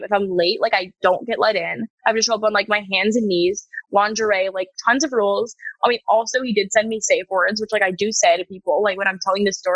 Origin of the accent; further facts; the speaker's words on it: Connecticut, United States; also born or lived in Los Angeles; now in New York, United States; I'm from Connecticut, like both my parents are doctors, like very New England, like just New England, Connecticut family, like very traditional